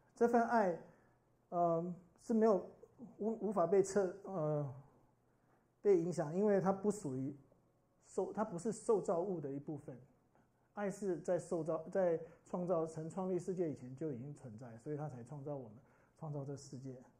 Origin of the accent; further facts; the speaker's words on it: Brazil; 我小时候在天主教， 天主教的国家， 这是百分之八十， 巴西是， 就是天主教最多的人的地方